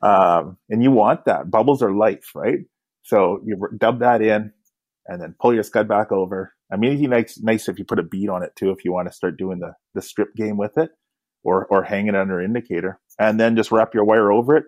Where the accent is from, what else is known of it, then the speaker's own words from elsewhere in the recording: Kamloops, British Columbia, Canada; now in Vancouver, Canada; growing up in Kamloops, I used to play guitar right from a young age